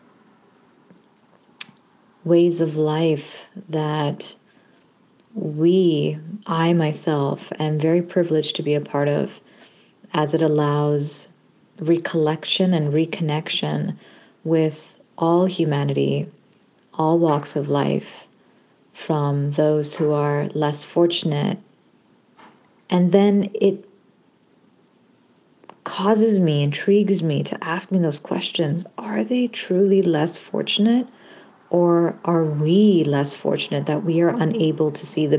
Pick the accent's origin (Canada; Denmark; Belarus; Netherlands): Canada; Ontario; also born or lived in Hamilton / Kitchener-Waterloo / Windsor / Markham; I am a Canadian-Pakistani Muslim woman living in Toronto, Ontario, and was born and raised here in Canada